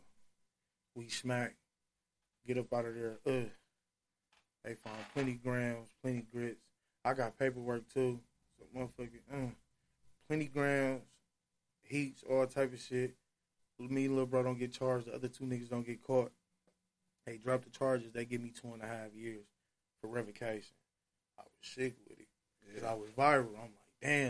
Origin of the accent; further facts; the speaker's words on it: Milwaukee, Wisconsin, United States; We are from Milwaukee